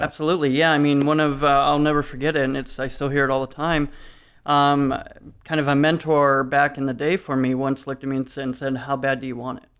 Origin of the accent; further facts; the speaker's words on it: Detroit, Michigan, United States; moved away; We're from Detroit originally